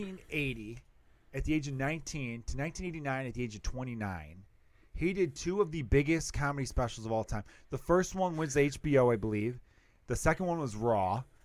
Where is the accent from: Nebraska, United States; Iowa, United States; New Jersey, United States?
New Jersey, United States; I'm from Jersey.